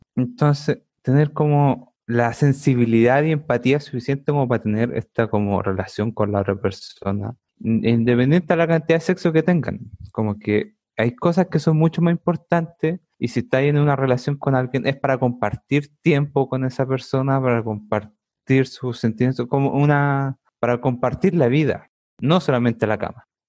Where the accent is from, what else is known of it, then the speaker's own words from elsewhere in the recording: Santiago, Santiago Metropolitan Region, Chile; soy de Santiago. Bueno, nacido y criado